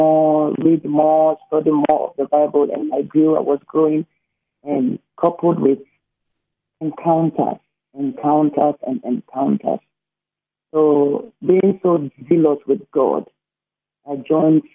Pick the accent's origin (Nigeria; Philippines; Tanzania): Nigeria; Rivers State; So I come from a Christian background, a Christian home, and in Nigeria, River State, my origin